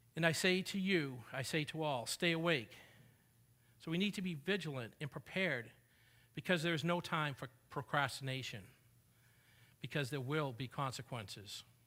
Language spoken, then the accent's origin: English; New England, United States; now in Texas, United States; I did not grow up in Texas, but I grew up in New England